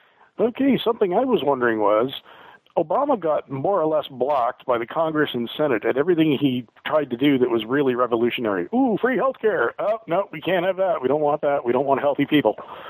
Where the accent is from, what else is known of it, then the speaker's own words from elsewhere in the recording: Canada; Say, but I'm Canadian, so it's like, well, right.